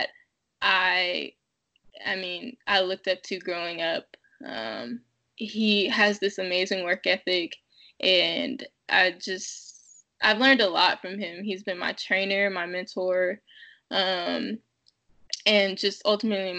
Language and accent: English; Fairfield, California, United States; moved away as an adult; now in Salt Lake City, United States; I grew up in Fairfield, California